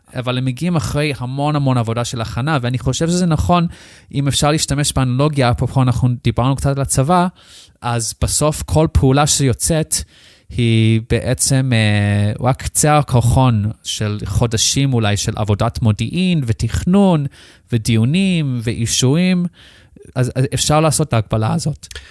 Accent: Australia; Hebrew is a second language; moved away as an adult; now in Israel; אני במקום מחוץ לארץ, אה, מאוסטרליה. נולדתי שם, גדלתי שם. בגיל 18 החלטתי לעלות לארץ לבד

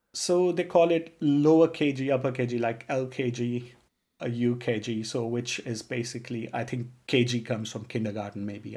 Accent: Punjab, India; first language Punjabi; English is a second language; moved away; also born or lived in Tanzania; I'm from a state called Punjab

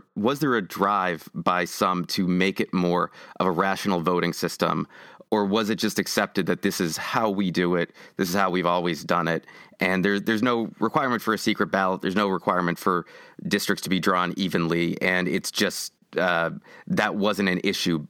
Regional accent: Massachusetts, United States; I'm from Massachusetts

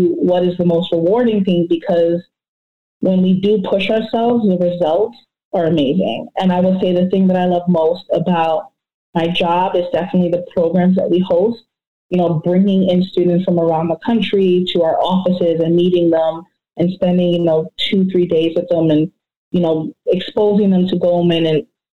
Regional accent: New York, United States; now in New Jersey, United States; I'm from New York. I live in New Jersey

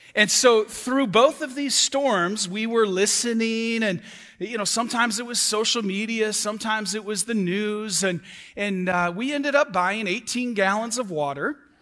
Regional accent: Michigan, United States; moved away as an adult; now in Florida, United States; I'm from Michigan. I've been here two years.

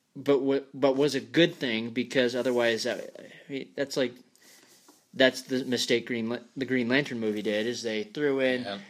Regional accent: Scotland, United Kingdom; I'm a redhead. I'm from Scotland, so that's my Celtic heritage

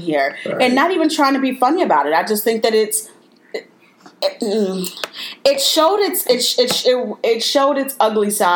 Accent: Chicago, Illinois, United States; I was born and raised in Chicago

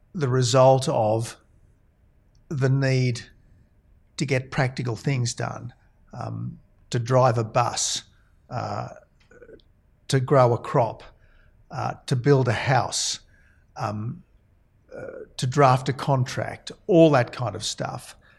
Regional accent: Australia; also born or lived in Oxford, England; as an Australian, I went to Oxford

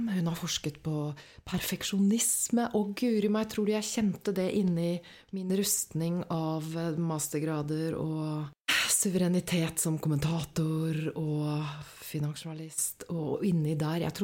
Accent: Åsgårdstrand, Vestfold, Norway; Så jeg, jeg satt egentlig inne på jenteværelset mitt hos mamma og pappa hjemme i Åsgårdstrand.

